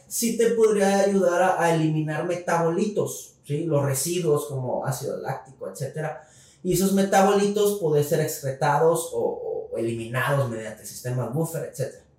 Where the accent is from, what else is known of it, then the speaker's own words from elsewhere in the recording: Mexico; como mexicanos